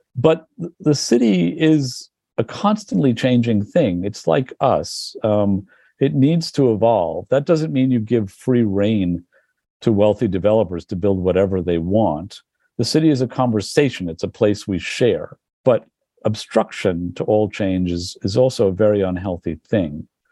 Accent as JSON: {"language": "English", "region": "New York", "country": "United States", "tie": "born or raised there", "also_born_or_lived": "Berlin", "moved": "as an adult", "said": "I grew up too. I, in the village"}